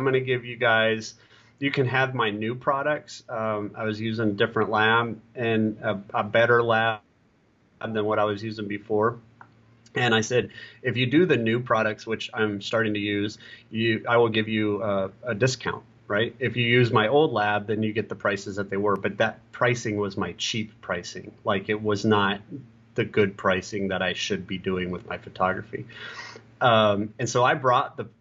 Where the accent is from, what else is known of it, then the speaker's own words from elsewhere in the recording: Columbus, Ohio, United States; my hometown of Columbus, Ohio